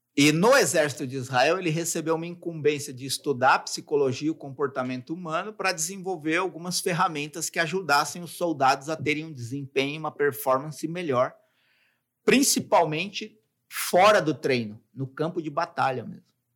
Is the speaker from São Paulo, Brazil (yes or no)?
yes; São Paulo, Brazil; eu moro em São Paulo, né? Sou de São Paulo